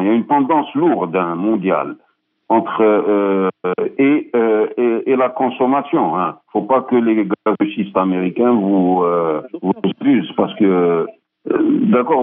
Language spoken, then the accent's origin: French; Algeria; je suis un Algérien